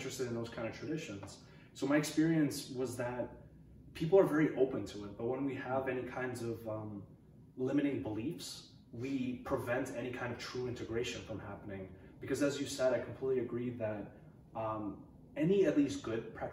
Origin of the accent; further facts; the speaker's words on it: New York, United States; moved away as an adult; now in Portland, United States; I come from the East Coast. I was living in New York most of my life